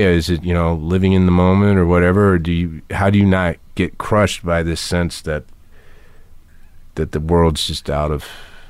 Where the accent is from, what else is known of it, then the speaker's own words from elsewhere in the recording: the South, United States; You know, we're both from the South originally